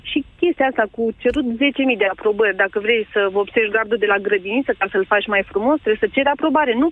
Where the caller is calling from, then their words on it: Băile Tușnad, Harghita County, Romania; Vă sunt de la Băile Tușnad, din județul Havita.